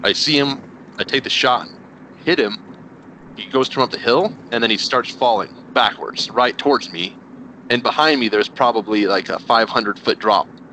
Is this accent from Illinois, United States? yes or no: no; New Mexico, United States; moved away as an adult; also born or lived in Texas; now in Indiana, United States; I'm originally from New Mexico